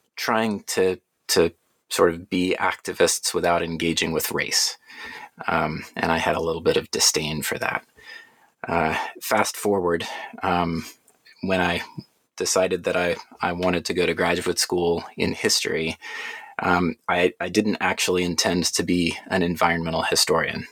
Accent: Atlanta, Georgia, United States; born or raised there

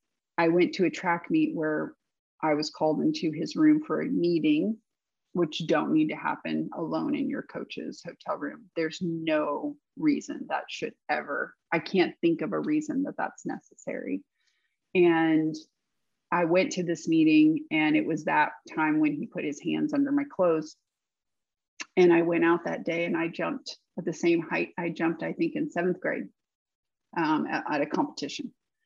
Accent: the South, United States; But I had this, I think maybe growing up in the South, maybe the way my parents raised me

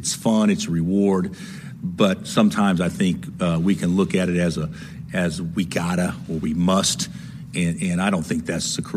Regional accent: Oklahoma, United States; I'm from Oklahoma

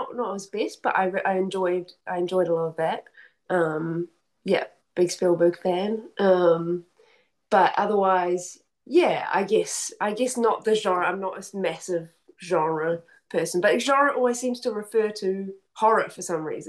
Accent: Wellington, New Zealand; I'm from Wellington, the capital.

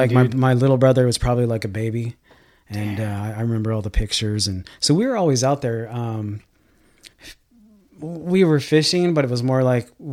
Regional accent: Bishop, California, United States; No, we grew up in Bishop, California.

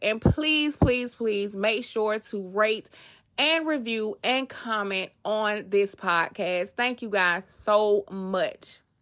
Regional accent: Atlanta, Georgia, United States; moved away; also born or lived in Queens, New York; I grew up in Atlanta, Georgia

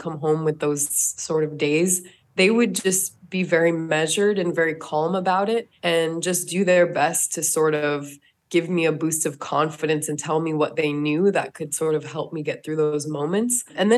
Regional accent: North Dakota, United States; I grew up in North Dakota, so Native American people are the most predominant minority there.

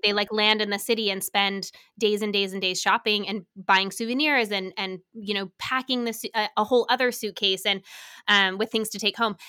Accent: Salt Lake City, Utah, United States; moved away; I grew up in Salt Lake

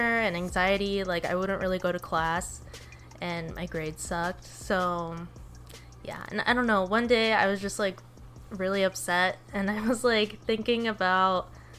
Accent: Oxnard, California, United States; also born or lived in Conejo Valley / Ventura; I grew up here, like in Oxnard.

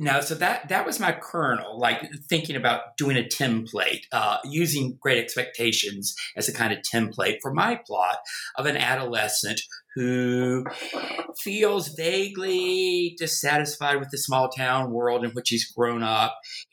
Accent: North Carolina, United States; accent: Southern; also born or lived in Virginia; Obviously, you can tell from my accent, I am a Southerner, born in the American South, in Virginia, grew up in North Carolina. Try as I may, I've never been able to get rid of the accent.

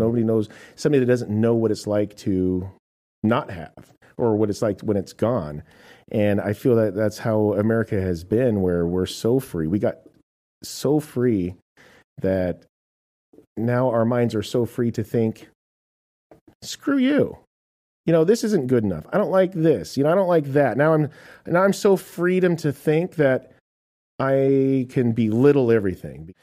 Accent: United States; I am an American

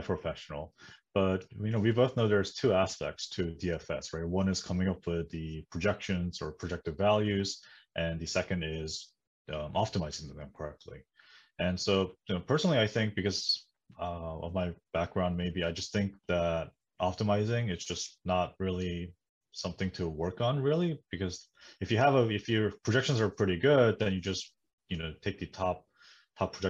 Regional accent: New Jersey, United States; also born or lived in South Korea; I was born in the US, right? But then, so when I came back eventually, I grew up in New Jersey

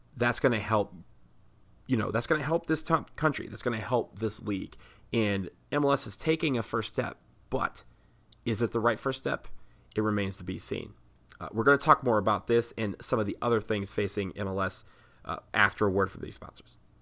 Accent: Washington, District of Columbia, United States; right here in DC, where I am from.

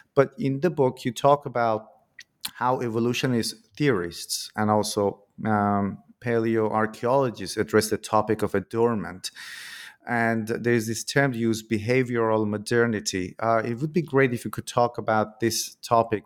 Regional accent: Iran; moved away; I'm originally from Iran in my country

